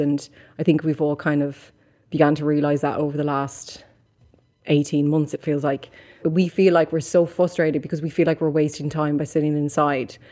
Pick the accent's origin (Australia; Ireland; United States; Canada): Ireland; Mullingar, Leinster; moved away as an adult; now in London, United Kingdom; Me growing up in Mullingar, which is a small rural town